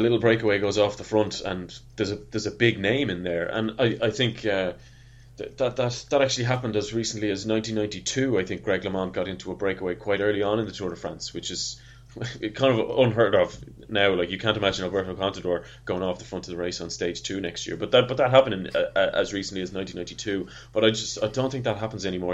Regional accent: Ireland; as an Irishman

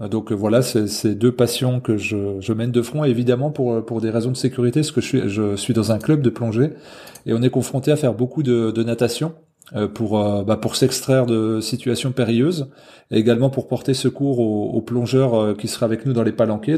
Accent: Haute-Saône, Bourgogne-Franche-Comté, France; moved away as an adult; now in Jura, France; Là j'habite dans le Jura depuis une dizaine d'années mais je suis originaire de Haute-Saône donc franc-comtois

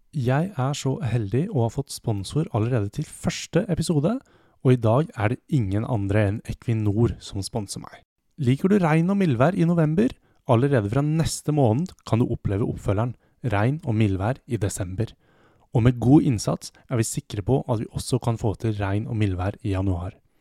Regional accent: Hamar, Innlandet, Norway; jeg er fra Hamar

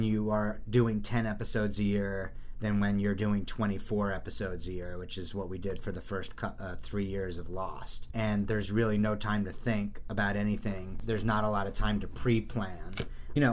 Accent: New Jersey, United States; 7 other white Jews from New Jersey who love Star Wars

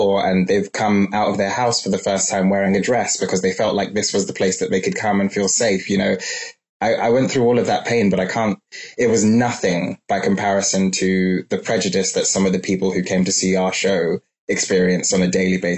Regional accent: London, United Kingdom; growing up in London

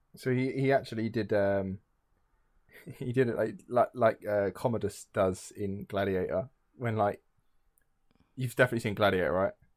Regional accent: England, United Kingdom

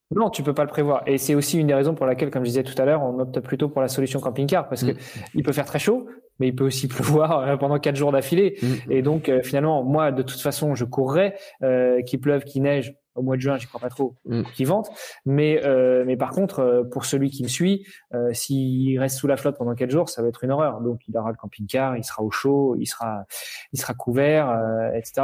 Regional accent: Normandy, France; je suis normand

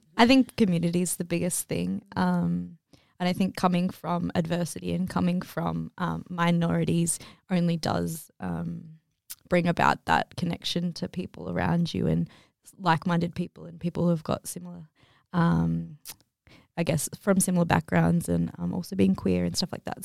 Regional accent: Kabi Kabi land, Queensland, Australia; I am a Maori woman from on North Queensland originally, but, um, grew up mostly on Cubby Cubby land

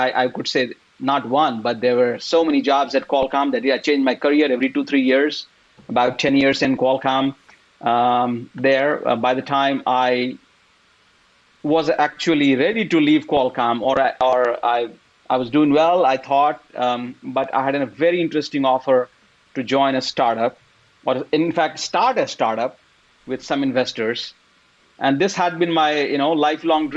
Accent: India; moved away as an adult; now in United States; I grew up in India. And then after having done engineering work for about 5-6 years, then I came here for master's to the US.

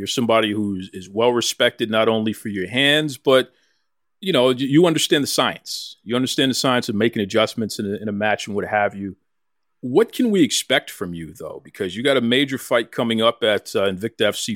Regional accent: Boston, Massachusetts, United States; I'm a Bostonian. I'm born and raised in Dorchester originally

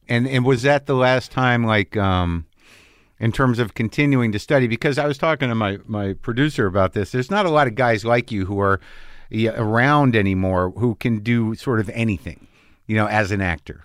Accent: New Mexico, United States; I grew up in New Mexico

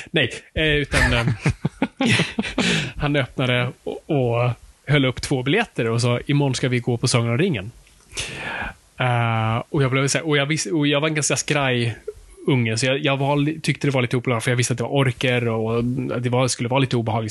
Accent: Stockholm, Stockholm County, Sweden; det är där vi kommer ifrån

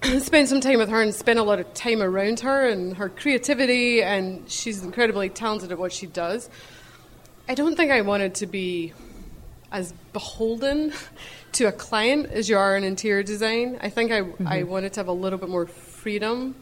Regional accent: Scotland, United Kingdom; moved away; I grew up in Scotland. You can probably hear my accent.

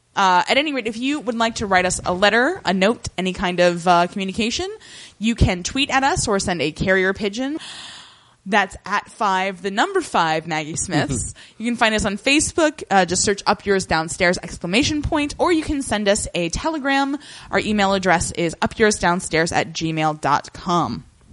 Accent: Ireland; I'm Irish, and this film means a lot to me.

